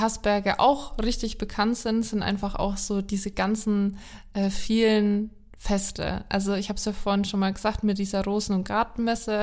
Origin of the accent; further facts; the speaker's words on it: Haßberge, Bavaria, Germany; über meine Heimat gesprochen haben, über die Hassberge